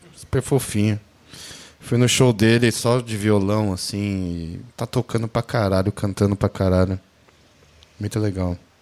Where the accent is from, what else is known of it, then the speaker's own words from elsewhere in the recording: Brazil; como brasileiro